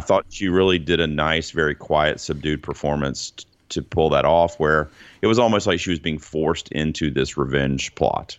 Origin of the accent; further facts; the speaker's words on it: United States; us as Americans